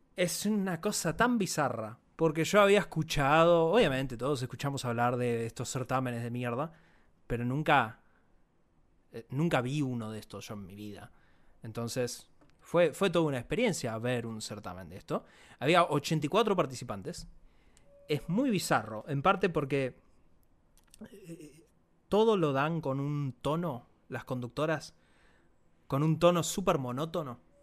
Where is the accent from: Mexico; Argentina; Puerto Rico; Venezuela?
Argentina